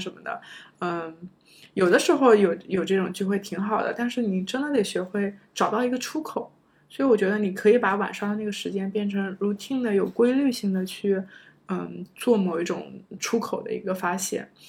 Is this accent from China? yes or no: yes; China; moved away as an adult; also born or lived in United States; 我觉得中国学生，我们有的时候都会有些会很在意